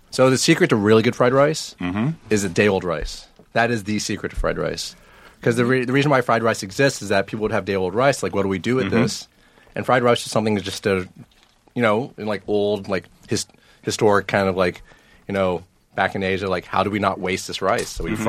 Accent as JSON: {"language": "English", "country": "United States", "said": "I'm still American."}